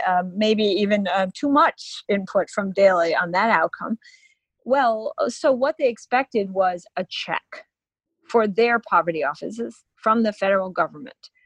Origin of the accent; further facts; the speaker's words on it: Illinois, United States; I'm from Illinois too, where he was from